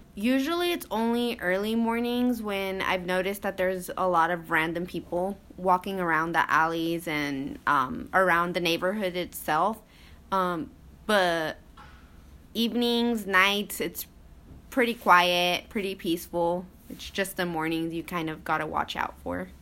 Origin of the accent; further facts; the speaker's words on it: Lexington, Nebraska, United States; moved away as an adult; now in Lincoln, United States; I am originally from Lexington, Nebraska, which is about two and a half hours away from Lincoln.